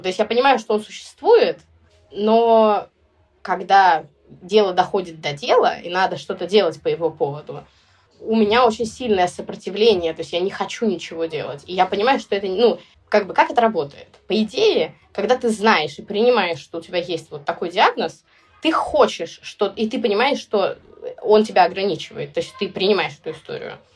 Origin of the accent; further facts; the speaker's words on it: Sevastopol, Crimea, Ukraine; я родилась в Севастополе